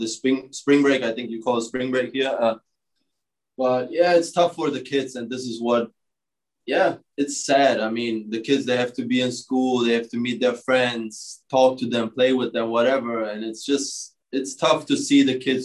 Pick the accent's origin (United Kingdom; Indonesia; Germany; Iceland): Germany; moved away as an adult; now in United States; growing up in Germany